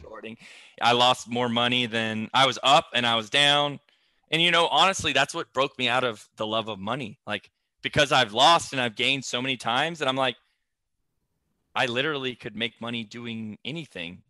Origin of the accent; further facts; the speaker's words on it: Flowery Branch, Georgia, United States; I'm from Flowery Branch, Georgia